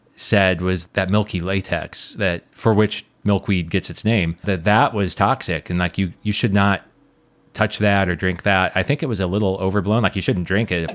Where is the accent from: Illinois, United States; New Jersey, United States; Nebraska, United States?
Nebraska, United States; moved away; I grew up in Nebraska